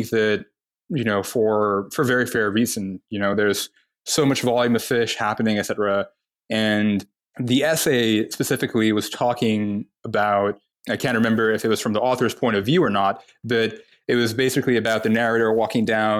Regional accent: Dubai, United Arab Emirates; moved away as an adult; also born or lived in Toronto, Canada / Saudi Arabia; now in United States; I was born in Toronto, in Canada. When I was very young, moved to Saudi Arabia. Was there until I was about 9, and then moved to the UAE, to Dubai. And grew up in Dubai until I moved to the US for college

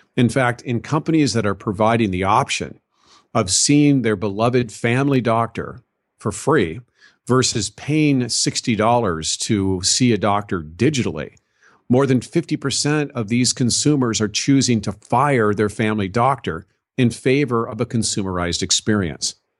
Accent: Southern California, United States; I was raised in Southern California

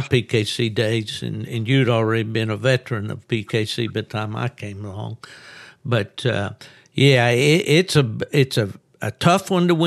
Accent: West Virginia, United States; also born or lived in Charleston; I grew up in West Virginia

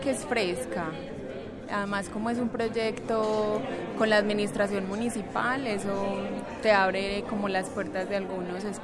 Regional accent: Medellín, Antioquia, Colombia; Eh, yo soy de acá de Medellín.

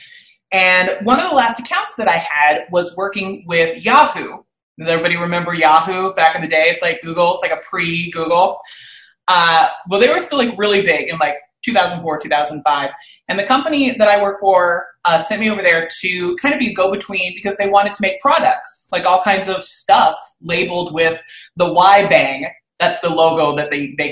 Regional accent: Riverside, California, United States; I grew up in the Inland Empire in Riverside

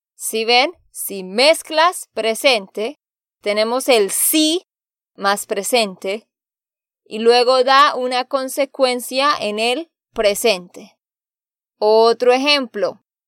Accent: Santander, Colombia; de Santander, Colombia

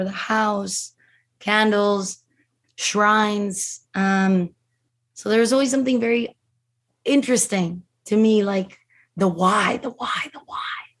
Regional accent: Mexico City, Mexico; I'm from Mexico City. So we know, you know, as Mexicans, as Latin Americans, we are very superstitious, very spiritual people. We believe in everything you can imagine, you know, and so I grew up in a very Catholic house

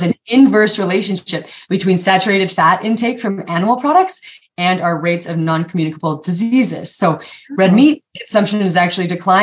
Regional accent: Eastern Montana, United States; I grew up in Eastern Montana

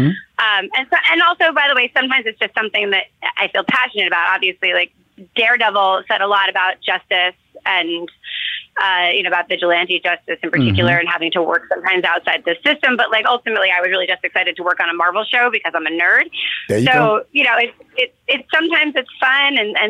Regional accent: New York City, New York, United States; and by the way, I grew up in New York City

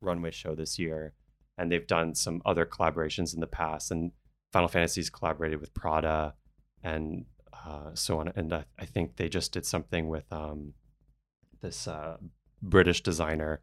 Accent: New Orleans, Louisiana, United States; moved away; I grew up in New Orleans

